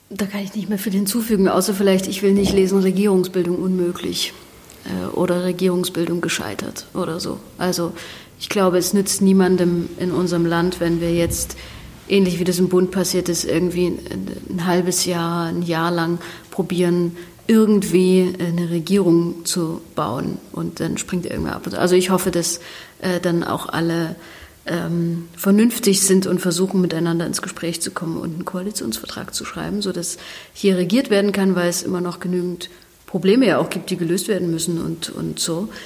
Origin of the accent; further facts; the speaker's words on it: Ore Mountains, Saxony, Germany; ich komme aus dem Erzgebirge